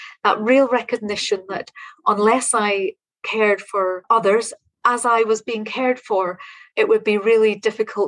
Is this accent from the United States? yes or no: no; Northern Ireland, United Kingdom; now in Scotland; growing up in Northern Ireland. I live in Scotland now, but my home was in Northern Ireland